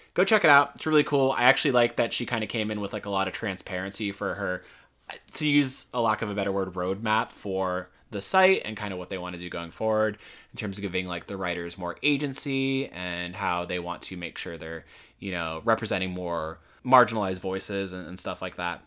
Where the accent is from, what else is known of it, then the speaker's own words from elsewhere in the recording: Florida, United States; moved away; we're from Florida, so, like, we're used to substantial heat